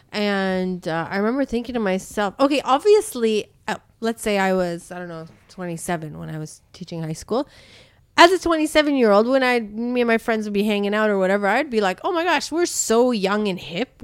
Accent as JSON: {"language": "English", "country": "Canada", "tie": "born or raised there", "moved": "yes", "said": "my friends who I grew up with in Canada"}